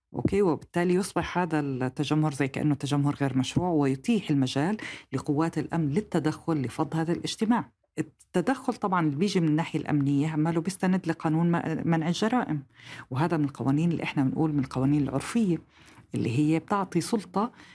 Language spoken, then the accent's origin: Arabic; Jordan; إلنا كأردنيين